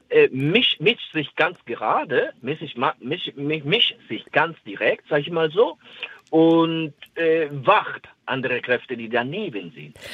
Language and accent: German; Dominican Republic; German is a second language; now in Stade, Germany; ich komme ursprünglich aus der Dominikanischen Republik